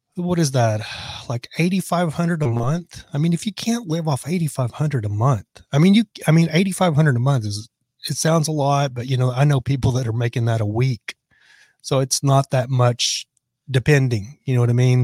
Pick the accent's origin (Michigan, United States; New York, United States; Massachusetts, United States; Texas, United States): Texas, United States; Lubbock; I'm from Lubbock, Texas